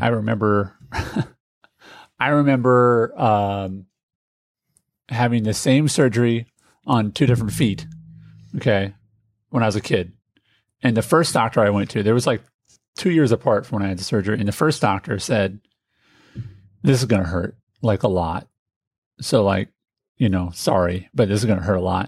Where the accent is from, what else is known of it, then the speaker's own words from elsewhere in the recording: Indianapolis, Indiana, United States; I grew up in Indianapolis.